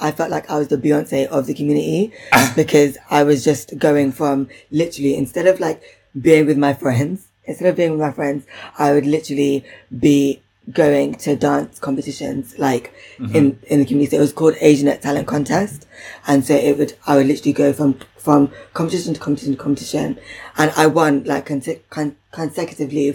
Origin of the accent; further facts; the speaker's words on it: London, United Kingdom; I'm really from Southall